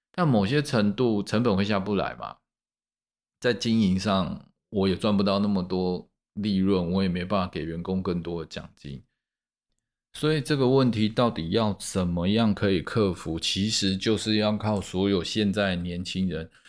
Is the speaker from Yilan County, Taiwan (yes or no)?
no; Taipei, Taiwan; 我们台北人